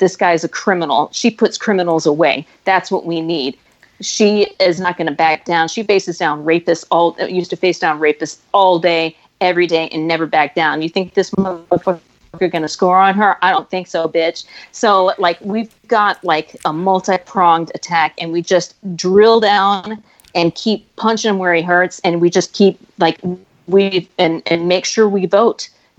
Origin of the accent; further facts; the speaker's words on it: Texas, United States; moved away; because I'm from Texas